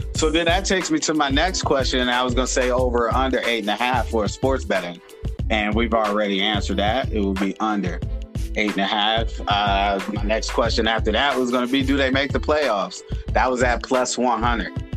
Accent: Indiana, United States; now in Arizona, United States; I'm from Indiana, but I reside in Arizona

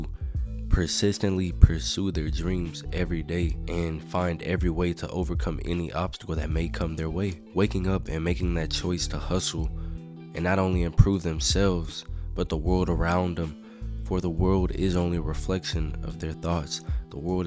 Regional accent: Texas, United States; I'm from Texas, man. We do everything bigger here

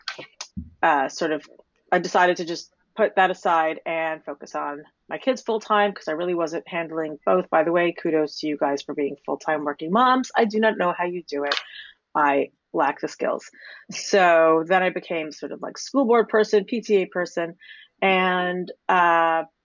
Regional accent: New York City, New York, United States; moved away as an adult; now in London, United Kingdom; I'm a nice Jewish girl from Staten Island

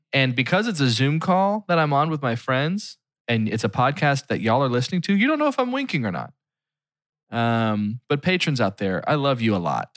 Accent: Philadelphia, Pennsylvania, United States; my hometown

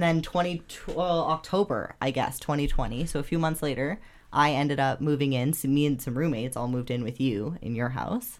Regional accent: Calgary, Alberta, Canada; born and raised in Calgary, Alberta, in Canada

